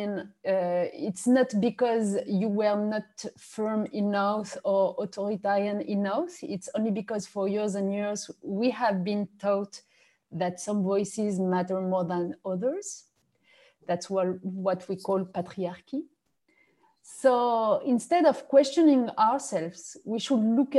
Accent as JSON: {"language": "English", "country": "France", "tie": "born or raised there", "also_born_or_lived": "Morocco", "second_language": "English", "lives_now": "Paris, France", "said": "I arrived in France only when I was 4 years old"}